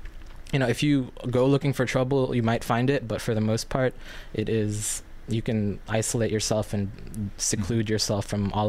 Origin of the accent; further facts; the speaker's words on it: New York, United States; also born or lived in Philippines; So I was born in the Philippines in 1994, and 3 short years later, my family and I immigrated to New York, and that's kind of, I vaguely remember the Philippines, but I grew up with such a Filipino upbringing